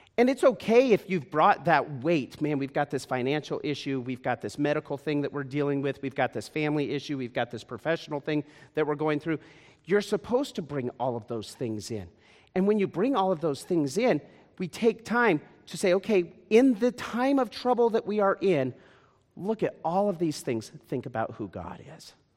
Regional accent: Las Vegas, Nevada, United States; Vegas is my hometown.

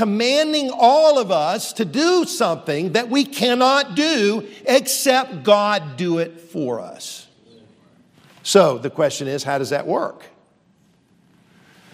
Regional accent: Columbia, South Carolina, United States; also born or lived in Charleston, South Carolina; I grew up here in South Carolina, Columbia, the capital city

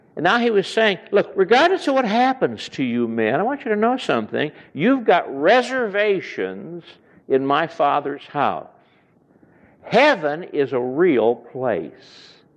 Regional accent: Chicago, Illinois, United States; I come from Chicago area

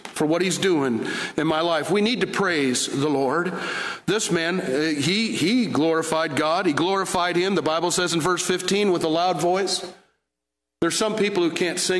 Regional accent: Michigan, United States; now in Fort Worth, United States; I was raised in the North

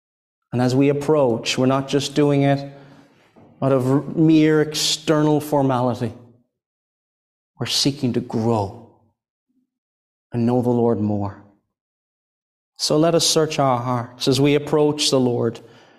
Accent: Ireland; I think here we're speaking about this in Scotland, and I'm from Ireland, and somebody might hear, well, rain doesn't sound like a blessing, does it?

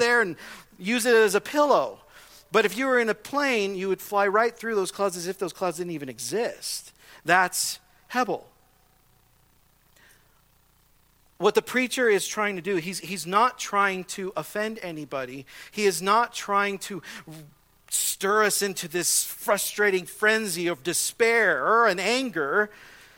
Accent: Southern California, United States; I grew up in Southern California in a normal neighborhood

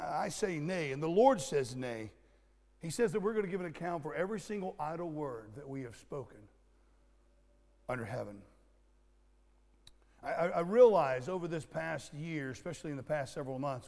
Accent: Florida, United States; I was raised in Florida, and we had orange groves all over the place

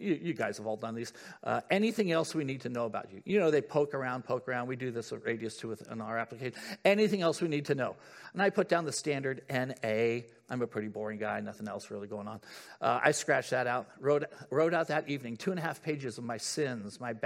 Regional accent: San Diego, California, United States; moved away as an adult; I've been growing up in Southern California.

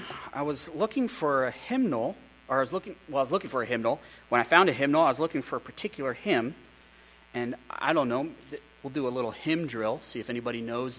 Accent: Pennsylvania, United States; I grew up outside of Philly. My dad, his first church was outside of Philadelphia.

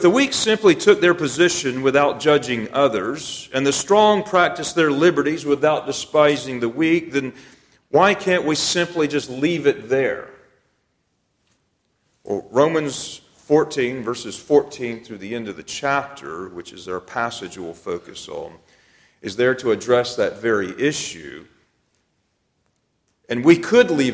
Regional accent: United States; I'm an American

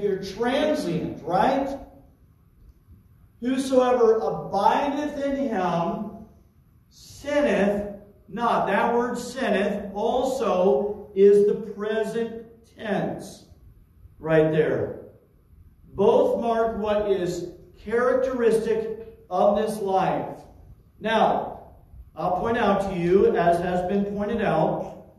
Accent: Terre Haute, Indiana, United States; moved away; my hometown in Terre Haute, Indiana

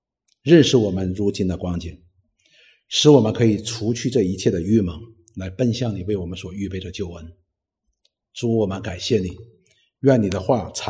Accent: China; 实际我们中国人的圣人也是如此的。

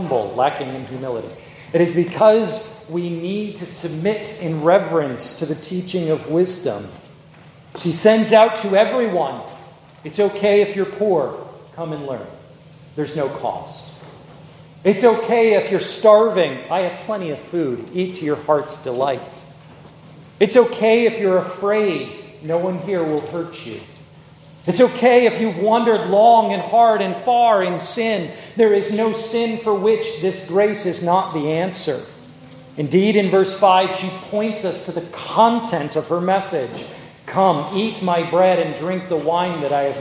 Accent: New York, United States; I grew up in New York, I talk very fast

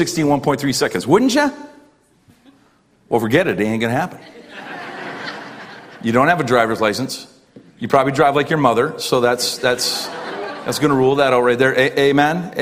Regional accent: Canada; as a Canadian

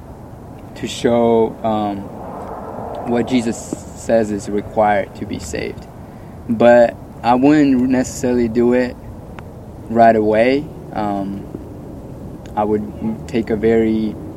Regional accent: Russia; now in Santa Clarita, United States; I'm actually from Russia

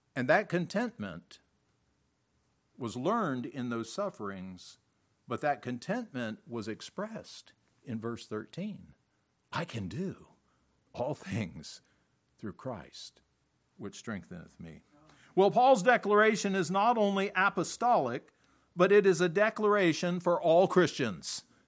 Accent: United States; moved away as an adult; also born or lived in Africa; As an American

